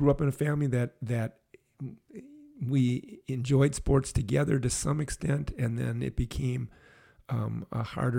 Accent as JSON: {"language": "English", "town": "Brookfield", "region": "Wisconsin", "country": "United States", "tie": "born or raised there", "said": "Grew up in Brookfield, Wisconsin"}